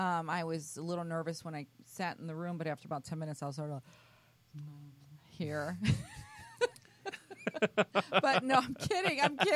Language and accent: English; Chicago, Illinois, United States; I think I'm older than all of you. Growing up in Chicago back in the prehistoric days.